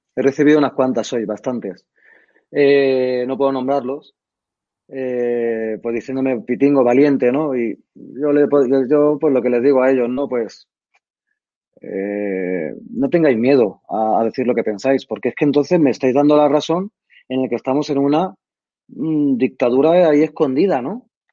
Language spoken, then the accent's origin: Spanish; Madrid, Community of Madrid, Spain; nosotros vivíamos en Barajas